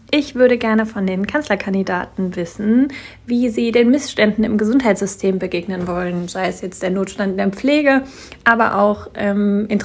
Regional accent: Hanover, Lower Saxony, Germany; born there; Hallo nach Hannover, ist ja meine Geburtsstadt.

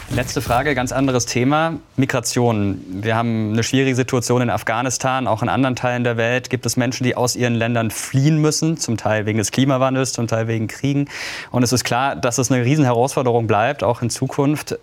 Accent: Karlsruhe, Baden-Württemberg, Germany; Ich komme aus Karlsruhe

